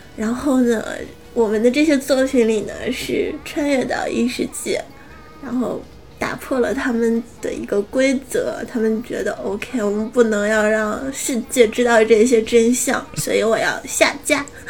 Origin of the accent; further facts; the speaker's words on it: Northeast China, China; 我是东北女孩子